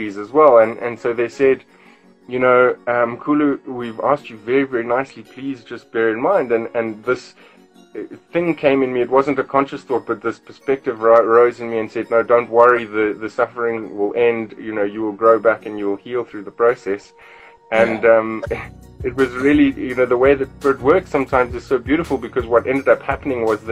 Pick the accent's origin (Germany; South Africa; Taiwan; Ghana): South Africa; born or raised there